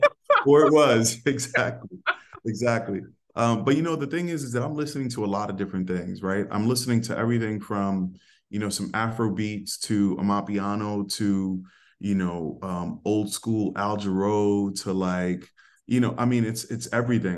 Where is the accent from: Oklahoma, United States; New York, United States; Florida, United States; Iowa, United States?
New York, United States; New York City; I was raised in the Bronx